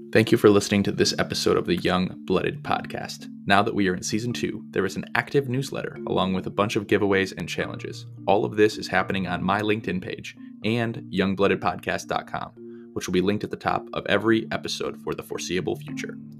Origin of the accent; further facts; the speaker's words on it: Michigan, United States; moved away; also born or lived in Indiana; I'm actually from Michigan originally